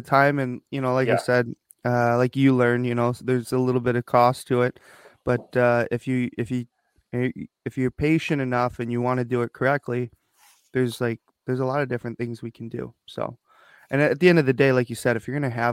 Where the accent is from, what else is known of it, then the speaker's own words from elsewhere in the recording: Detroit, Michigan, United States; also born or lived in South Korea; I was adopted from South Korea when I was about 4 months old. Two loving parents, Vicky Terry Bomarito here in Detroit, Michigan, Metro Detroit.